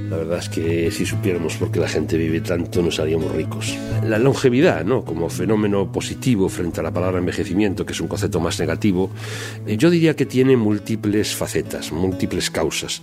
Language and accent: Spanish; Spain; como buenos españoles